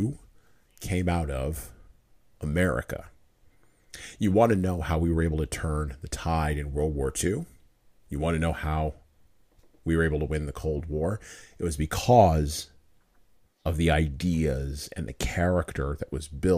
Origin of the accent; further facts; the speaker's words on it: United States; part of the 12.4% of the population that identifies as an American who happens to have brown skin